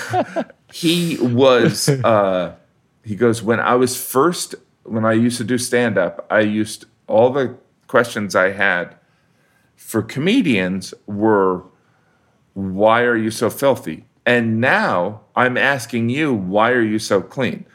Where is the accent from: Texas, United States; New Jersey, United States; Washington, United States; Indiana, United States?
Indiana, United States; I'm from the Midwest, which I am